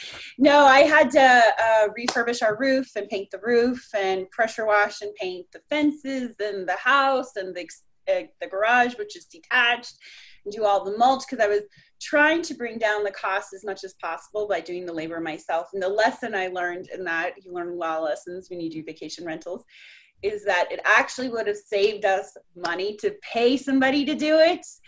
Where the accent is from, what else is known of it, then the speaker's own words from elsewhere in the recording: Colorado, United States; moved away as an adult; also born or lived in Orlando, Florida / South Florida; now in Texas, United States; I grew up in Colorado